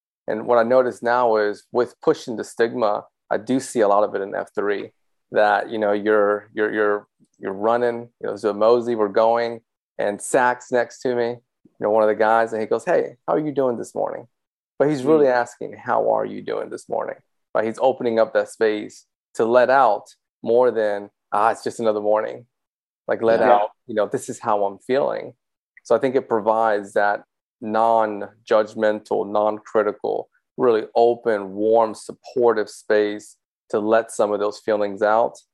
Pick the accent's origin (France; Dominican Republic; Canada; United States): Dominican Republic; moved away; I was from the Dominican Republic, born there.